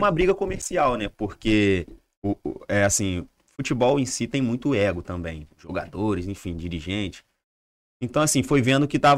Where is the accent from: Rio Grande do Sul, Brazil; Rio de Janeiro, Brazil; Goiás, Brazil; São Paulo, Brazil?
Rio de Janeiro, Brazil; Eu sou carioca, sou tricolor